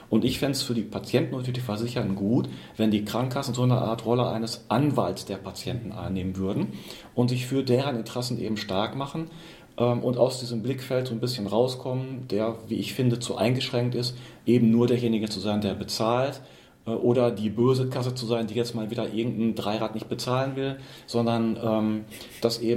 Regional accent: Minden, North Rhine-Westphalia, Germany; born there; ich bin quasi gebürtiger Mindener. Wir sitzen hier in Minden, im schönen Ostwestfalen

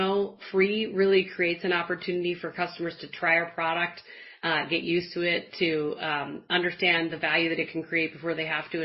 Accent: Midwest, United States; I'm a Midwesterner

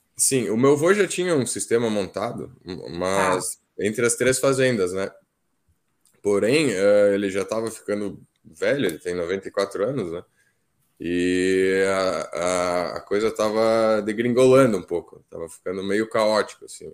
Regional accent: Flores da Cunha, Rio Grande do Sul, Brazil; also born or lived in Alegrete; eu sou de Flores da Cunha.

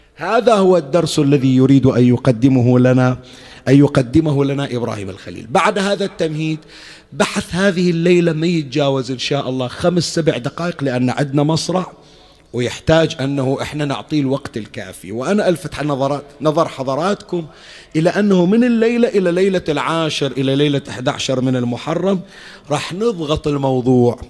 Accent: Bahrain; وأنا البحريني، ابن البحرين

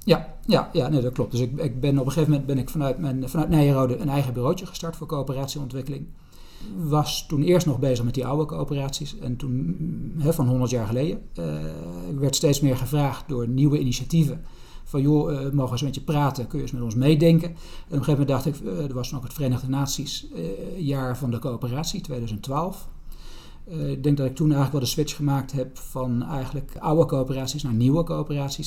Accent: Netherlands; als Nederlanders

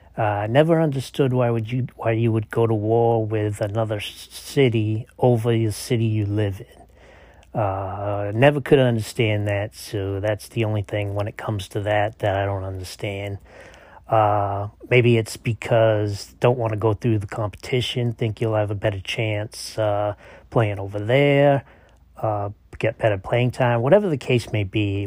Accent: New Bedford, Massachusetts, United States; now in Sanford, United States; I wasn't born and raised in Sanford. I was born and raised in a city in Massachusetts called New Bedford

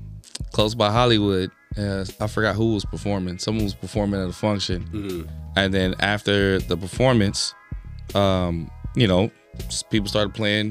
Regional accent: Philippines; Because me being Filipino, they're like, oh, yeah, you like Todd Eyes.

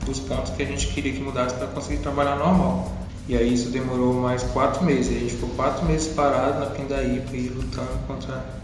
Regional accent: Rondônia, Brazil; moved away; eu só vim de Rondônia pra cá, eu não conhecia a cidade, não conhecia ninguém.

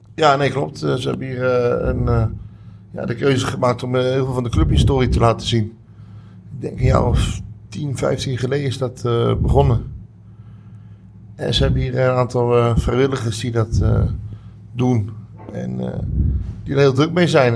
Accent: Utrecht, Netherlands; Ik kom uit Utrecht, ben hier geboren, ben hier uh, voor een groot deel opgegroeid

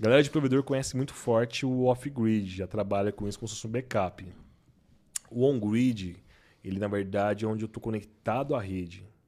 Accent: Brazil; eu sou brasileiro

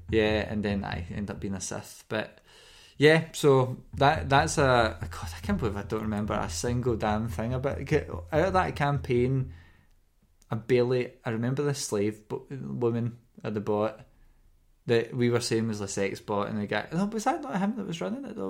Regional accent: Scotland, United Kingdom; we're from Scotland and we say K. at the ends of the C N H's

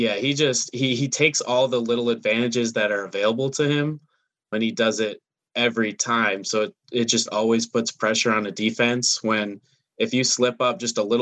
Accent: Minneapolis, Minnesota, United States; I'm from Minneapolis

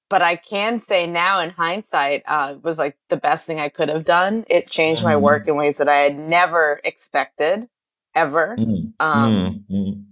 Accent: Boston, Massachusetts, United States; now in Los Angeles, United States; I'm from Boston

